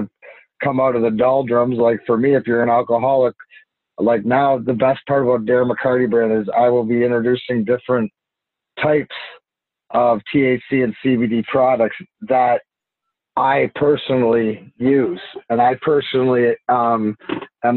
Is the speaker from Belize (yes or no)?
no; Canada; I'm Canadian